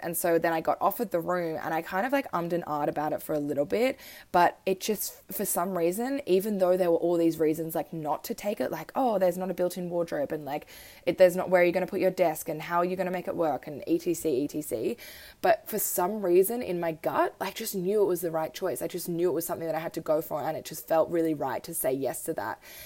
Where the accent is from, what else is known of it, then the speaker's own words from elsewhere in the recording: Australia; also born or lived in Switzerland; I moved to Australia when I was three. I was born in Switzerland and love my Swiss roots.